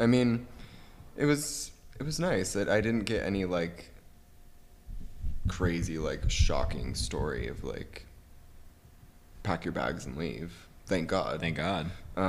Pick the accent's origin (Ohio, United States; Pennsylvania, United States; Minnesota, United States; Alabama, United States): Ohio, United States; I'm from Ohio, which for those of you who don't know is next to, what is it next to?